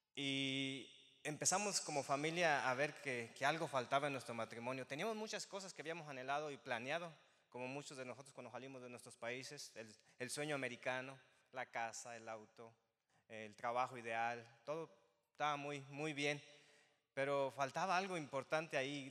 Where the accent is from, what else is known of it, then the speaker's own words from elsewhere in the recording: Zinapécuaro, Michoacán, Mexico; moved away as an adult; now in West Chicago, United States; Soy de Michoacán